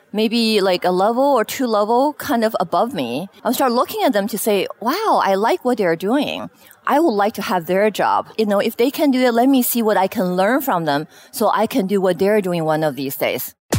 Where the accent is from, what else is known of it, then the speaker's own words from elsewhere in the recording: Beijing, China; moved away as an adult; also born or lived in Shanghai, China; now in Seattle, United States; I spent most of my you know elementary, high school years in Beijing